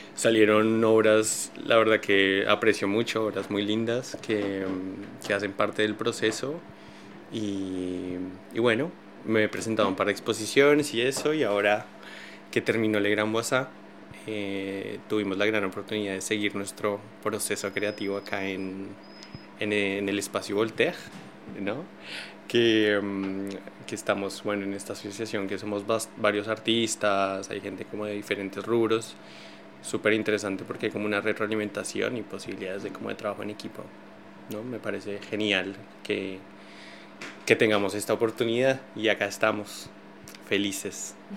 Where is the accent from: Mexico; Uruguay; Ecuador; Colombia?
Colombia; moved away as an adult; also born or lived in Buenos Aires, Argentina; now in Paris, France; Yo soy colombiano, como tú decías, tengo 30 años. Eh, hace 11, 12 años salí de mi país, me fui para Argentina